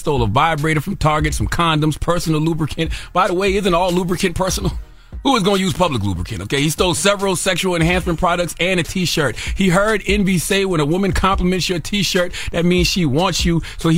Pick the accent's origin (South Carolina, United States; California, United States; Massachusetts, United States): South Carolina, United States; You know I'm from South Carolina. I'm in the roots and stuff.